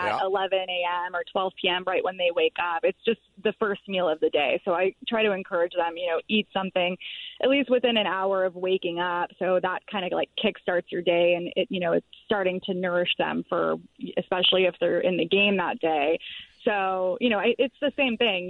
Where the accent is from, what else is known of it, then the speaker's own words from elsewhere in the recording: Florida, United States; moved away; I'm from the East Coast. I grew up in Florida